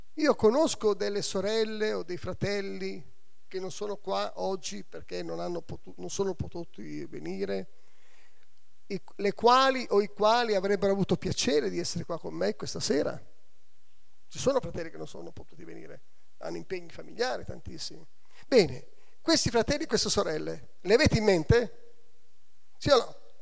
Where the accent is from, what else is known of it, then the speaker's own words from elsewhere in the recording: Catania, Sicily, Italy; C'ho la mamma napoletana sotto il Vesuvio. E sono nata a Catania sotto l'altro vulcano